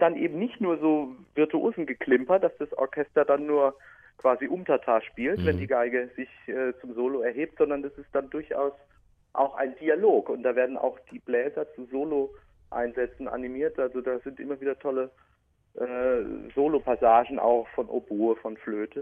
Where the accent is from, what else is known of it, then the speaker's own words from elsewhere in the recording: Speyer, Rhineland-Palatinate, Germany; accent: Palatinate (pfälzisch); also born or lived in Münster; Ich bin also waschechter Pfälzer. Ich bin Speyerer